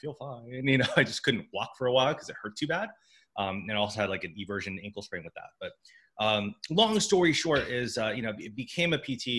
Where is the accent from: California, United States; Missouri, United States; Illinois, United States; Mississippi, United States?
California, United States; San Diego; I'm from San Diego, so I kind of just stuck around the home hub.